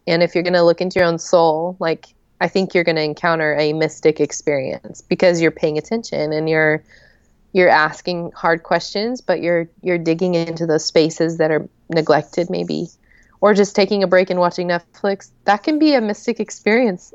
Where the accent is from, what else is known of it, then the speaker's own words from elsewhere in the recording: Joplin, Missouri, United States; also born or lived in New Mexico / Oklahoma; now in Atlanta, United States; I grew up in Joplin